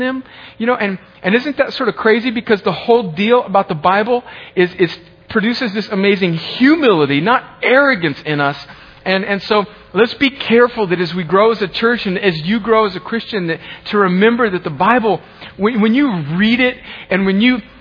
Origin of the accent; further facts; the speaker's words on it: US–Mexico border, United States; I grew up on the Mexican border